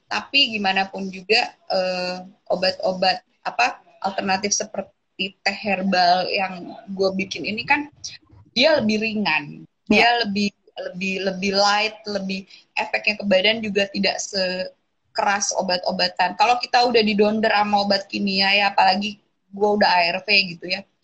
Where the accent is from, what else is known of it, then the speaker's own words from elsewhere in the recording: Java, Indonesia; karena gue lagi-lagi berangkat dari akar gue sebagai orang Jawa ya.